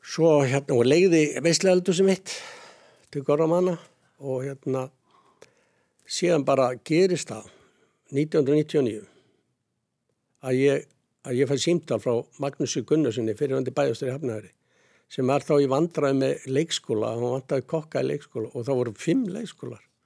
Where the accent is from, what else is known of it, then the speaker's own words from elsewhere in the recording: Sandgerði, Southern Peninsula, Iceland; also born or lived in Hafnir; Ég er alveg upp í Sangeri ég hafa mínu mammu og hérna var þar alveg til 12 ára aldur